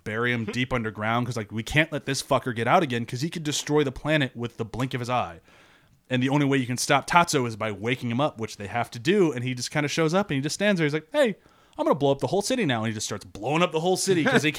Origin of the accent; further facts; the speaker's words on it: United States; as an American